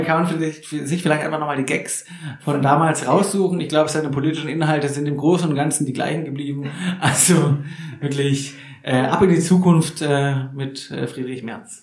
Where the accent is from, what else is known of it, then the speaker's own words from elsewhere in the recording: Neckartenzlingen, near Nürtingen, Baden-Württemberg, Germany; Nürdingen, ja, wo ich auch um die Ecke aufgewachsen bin in den Kartenzlingen